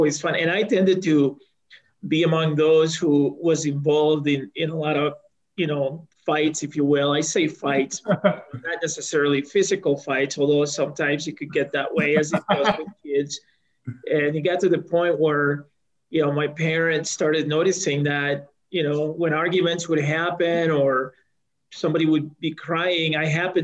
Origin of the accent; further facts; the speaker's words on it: El Salvador; now in Colorado, United States; I was born in El Salvador, which is a small country in Central America, and in 1979, when the country was undergoing some political upheaval